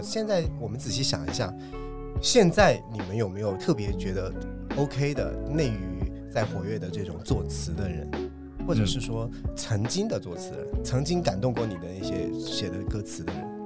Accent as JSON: {"language": "Chinese", "country": "China", "said": "我们。中国人"}